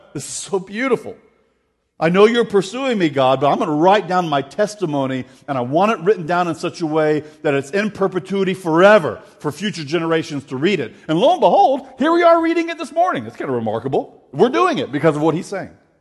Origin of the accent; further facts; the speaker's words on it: Florida, United States; I grew up in Florida.